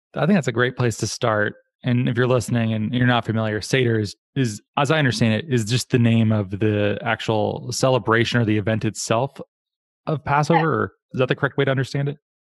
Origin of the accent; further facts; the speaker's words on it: Arizona, United States; I grew up in Arizona